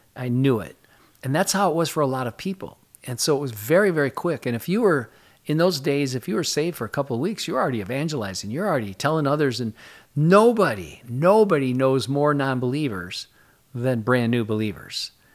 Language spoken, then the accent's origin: English; Jackson, Michigan, United States; moved away as an adult; also born or lived in Southern California; now in New Jersey, United States; originally Michigan. I grew up in Michigan, went to Michigan State